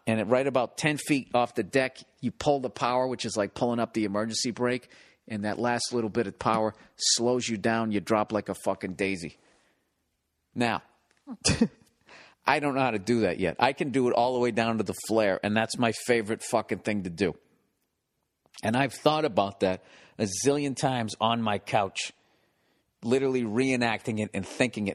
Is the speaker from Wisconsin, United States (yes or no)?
no; Boston, Massachusetts, United States; moved away; Boston, my hometown